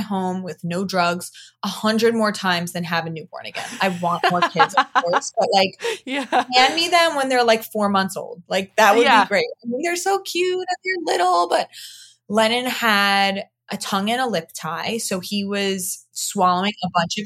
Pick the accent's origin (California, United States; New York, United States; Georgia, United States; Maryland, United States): New York, United States; Long Island; moved away as an adult; also born or lived in Queens, New York; now in Florida, United States; born and raised. I was born in Queens, moved to Long Island when I was like 4 or 5